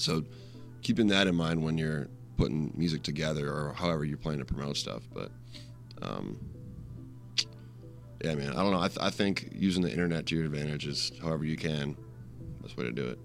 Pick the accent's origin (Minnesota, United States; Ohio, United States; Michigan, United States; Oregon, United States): Minnesota, United States; Rochester; moved away as an adult; also born or lived in Madison, Wisconsin; I'm from Rochester, Minnesota, but I was going to college in Madison, Wisconsin